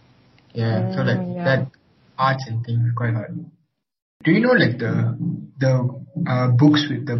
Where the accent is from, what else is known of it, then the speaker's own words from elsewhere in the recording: Kuala Lumpur, Malaysia; I'm 19 and I'm Indian from Kuala Lumpur.